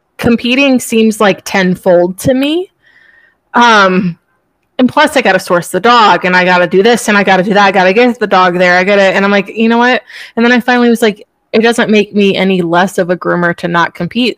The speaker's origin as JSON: {"language": "English", "region": "Virginia", "country": "United States", "tie": "born or raised there", "also_born_or_lived": "Florida", "moved": "yes", "said": "I was raised in Virginia"}